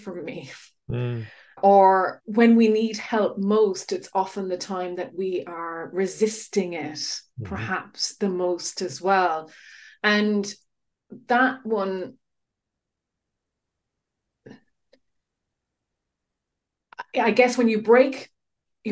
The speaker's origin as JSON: {"language": "English", "country": "Ireland", "moved": "yes", "lives_now": "United Kingdom", "said": "as an Irish person in the UK"}